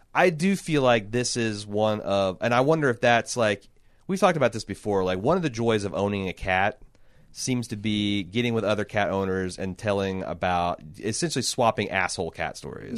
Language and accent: English; Indiana, United States; I'm from Indiana